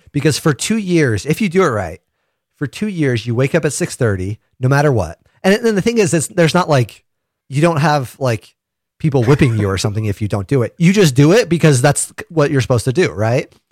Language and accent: English; St. George, Utah, United States; also born or lived in San Fernando Valley, California; I grew up in Saint George